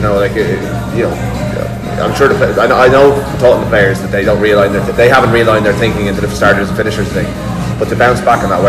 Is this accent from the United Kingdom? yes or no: no; Ireland; from an Irish point of view.